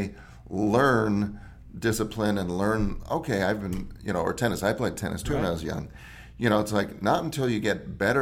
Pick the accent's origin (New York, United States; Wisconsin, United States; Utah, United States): Wisconsin, United States; I grew up in the Midwest, Wisconsin